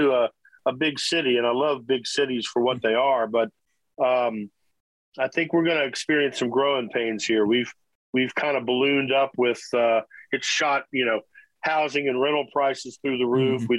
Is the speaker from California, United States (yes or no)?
no; Washington, District of Columbia, United States; But so I moved here from Washington, D.C. I lived all over the country, really, but my teenage years were D.C., and I was playing folk clubs and bluegrass rooms and bars